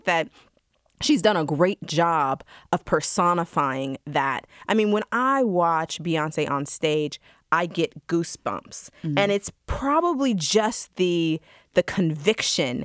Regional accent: Georgia, United States; as a Black woman growing up in Georgia

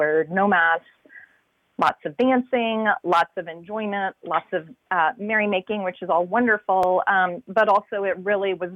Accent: Atlanta, Georgia, United States; born or raised there

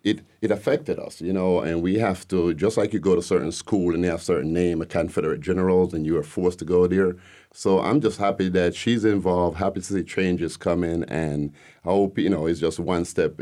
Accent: Jamaica; moved away as an adult; now in Decatur, United States; You could tell originally I'm not from here. I'm from Jamaica.

